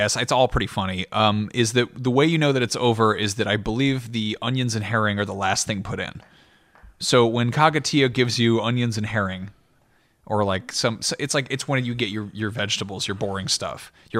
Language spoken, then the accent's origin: English; France; born there; I was born in France, but my mom had regular Babar books growing up